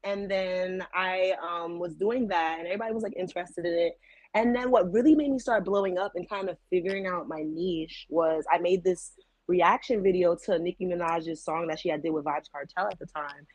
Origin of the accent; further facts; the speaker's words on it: New York, United States; I'm from New York